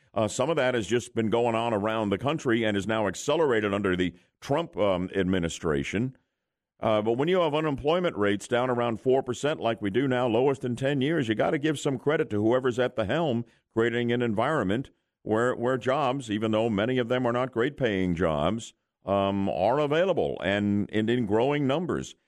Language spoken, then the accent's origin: English; New Jersey, United States; now in Orlando, United States; my memories of Newark when I grew up in New Jersey